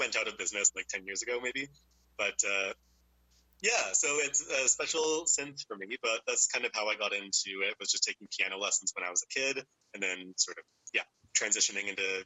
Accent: Nanaimo, British Columbia, Canada; I grew up in Nanaimo

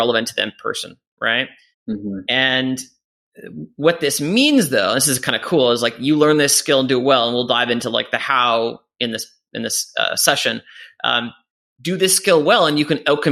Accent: Canada; moved away as an adult; also born or lived in England; I'm Canadian, and I moved over

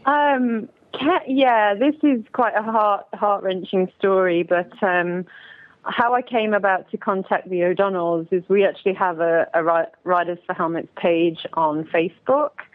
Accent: England, United Kingdom; moved away; I grew up in England

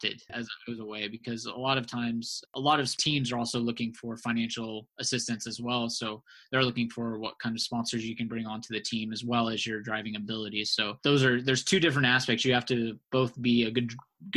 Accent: Norman, Oklahoma, United States; my growing up in Norman, Oklahoma

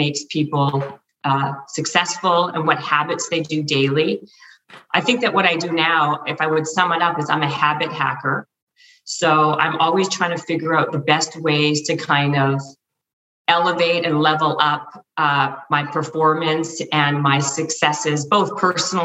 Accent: Canada; now in Los Angeles, United States; I'm in LA, and I'm Canadian. So, and I used to be in Canada

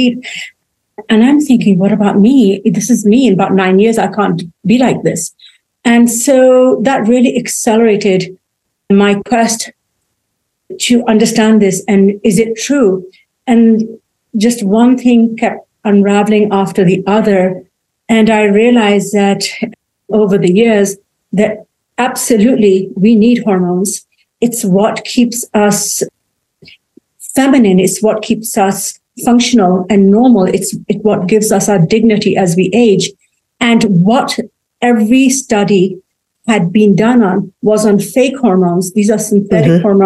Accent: England, United Kingdom; moved away as an adult; now in United States; Well, I grew up in England. I was born there.

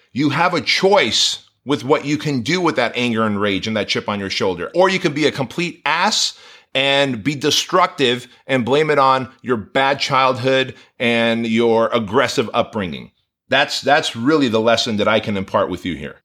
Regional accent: Southern California, United States; born or raised there; English is a second language; also born or lived in Armenia

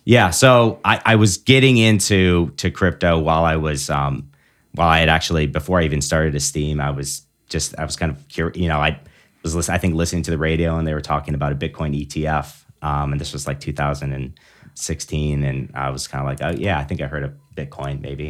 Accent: Big Rapids, Michigan, United States; moved away as an adult; also born or lived in Annapolis, Maryland / Washington State; now in South Bend, United States; I'm originally from Michigan. Uh, grew up in Big Rapids

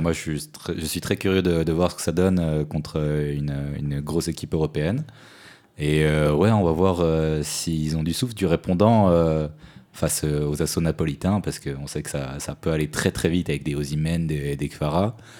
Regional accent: Switzerland; en tant que Suisse

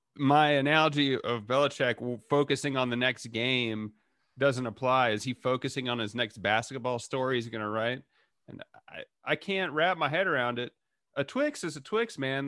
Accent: Dallas, Texas, United States; I'm from Dallas

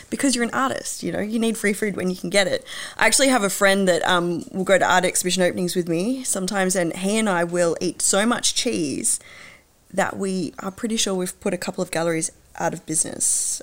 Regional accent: Hobart, Tasmania, Australia; moved away; also born or lived in Western Australia; I was born in WA, but I grew up in Hobart

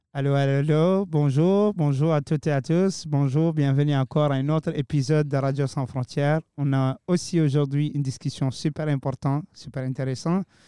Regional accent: Mauritania; now in Moncton, Canada; chez moi en Mauritanie

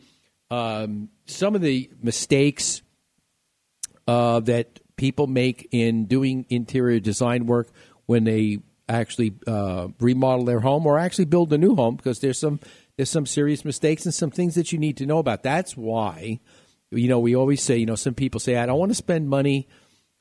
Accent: New York City, New York, United States; my hometown at City Field in New York in Flushing

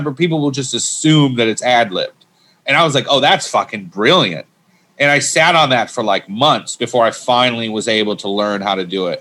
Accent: Michigan, United States; I grew up in Michigan, small town.

